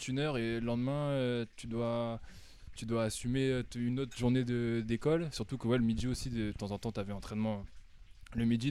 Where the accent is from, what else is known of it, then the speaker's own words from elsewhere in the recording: Amiens, Hauts-de-France, France; moved away as an adult; also born or lived in United States; now in Paris, France; je suis natif d'Amiens. J'ai grandi ici